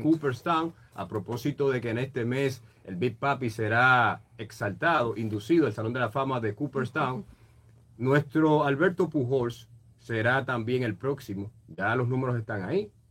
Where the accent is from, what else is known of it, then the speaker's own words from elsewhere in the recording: San Francisco de Macorís, Duarte, Dominican Republic; yo soy de San Francisco